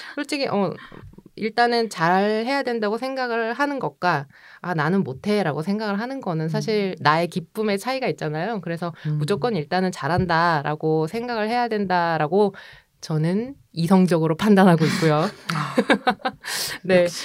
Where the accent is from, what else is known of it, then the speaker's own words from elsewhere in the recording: Seoul, South Korea; also born or lived in Busan; 제가 부산에서 태어나긴 했지만 100일 만에 서울에 와서